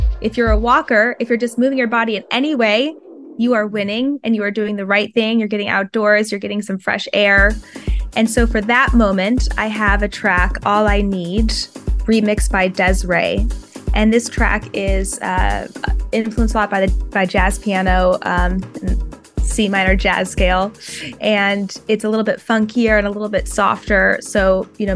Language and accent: English; Eugene, Oregon, United States; I'm from Eugene, Oregon